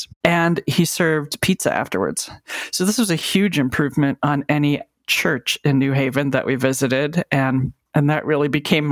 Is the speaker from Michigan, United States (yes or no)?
yes; Michigan, United States; moved away as an adult; also born or lived in New York City; the congregation where I grew up in Michigan supported me